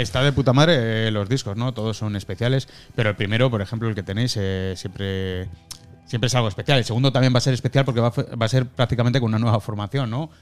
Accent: Spain; soy español

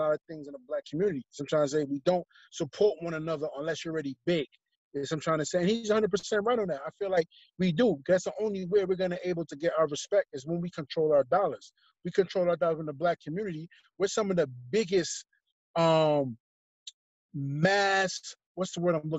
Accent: New York City, New York, United States; growing up in New York, growing up in Brooklyn

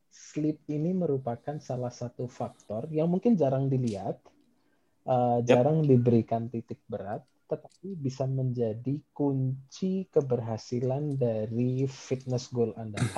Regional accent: Yogyakarta, Special Region of Yogyakarta, Indonesia; saya berasal dari kota Jogja, kota pelajar ya

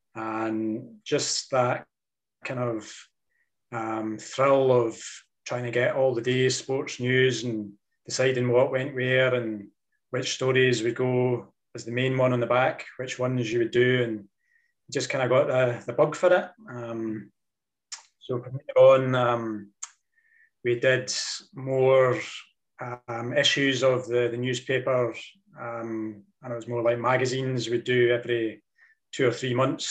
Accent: Dundee, Scotland, United Kingdom; I was kind of born and raised in Dundee

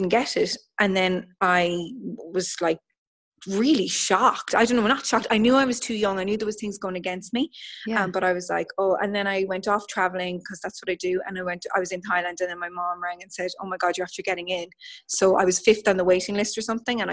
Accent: Ireland; as an Irish person

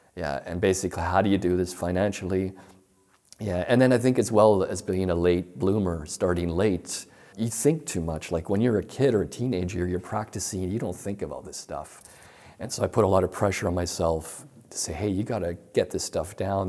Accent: Toronto, Ontario, Canada; I'm from Toronto, um, Canada, Toronto, Ontario. The neighborhood I grew up with, it's sort of working class.

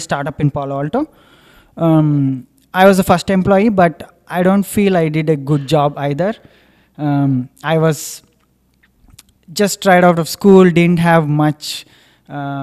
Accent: India; moved away as an adult; also born or lived in United States; now in Singapore; when I moved to US, it was exactly for the reason that I want to escape India

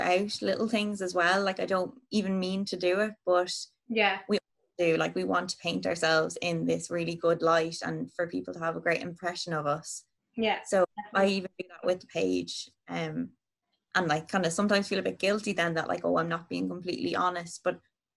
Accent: Navan, County Meath, Ireland; now in Dublin, Ireland; I'm from Navan and I'm living in Dublin

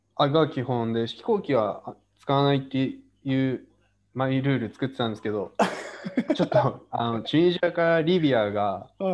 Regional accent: Yokohama, Kanagawa, Japan; also born or lived in Tokyo; 出身は正確に言うと東京なんですけど、あほぼ育ちはもう横浜、期間なんですよ、今実家があるのが。

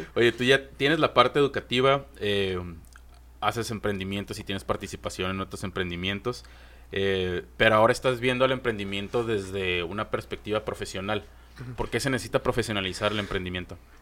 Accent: Mexico; como mexicanos somos súper reacios al fracaso

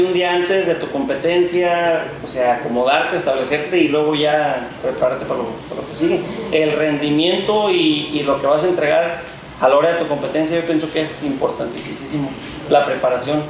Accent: Churintzio, Michoacán, Mexico; Yo soy del municipio de Churincio, ah, un que se llama La Noria, ahí en Mero la Piedad y Zamora

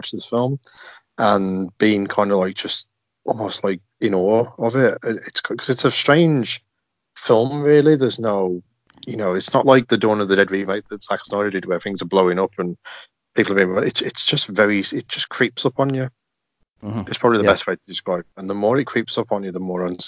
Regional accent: Birmingham, West Midlands, United Kingdom; accent: broad Birmingham; I've got a really broad Birmingham accent

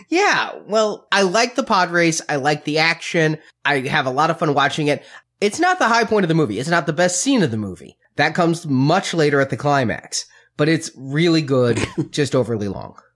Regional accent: United States; being raised American and around Christians

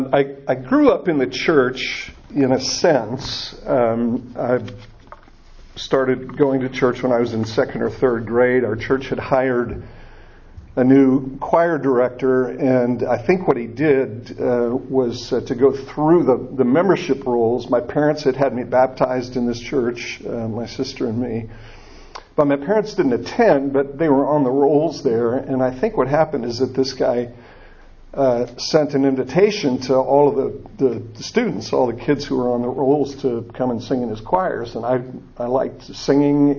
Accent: Niles, Michigan, United States; moved away; also born or lived in South Bend, Indiana / Florida; I grew up in a little town just north of South Bend, Niles, Michigan.

